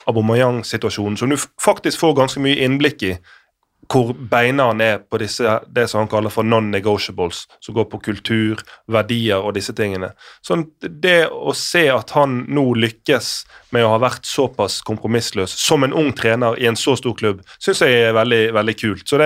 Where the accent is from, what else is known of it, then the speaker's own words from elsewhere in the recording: Norway; Da smiler man litt som, som nordmann.